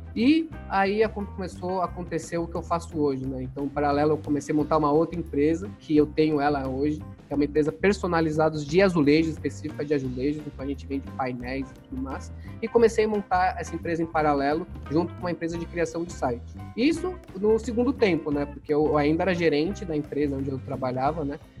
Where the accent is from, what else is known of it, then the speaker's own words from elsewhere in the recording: São Paulo, Brazil; eu nasci em São Paulo, eu sou da Moca, sou paulista, minha infância foi bem tranquila